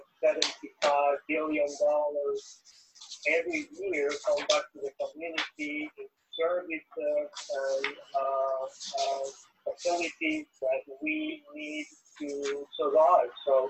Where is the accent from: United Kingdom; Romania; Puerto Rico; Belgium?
Puerto Rico; moved away; I was born, I grew up in Puerto Rico.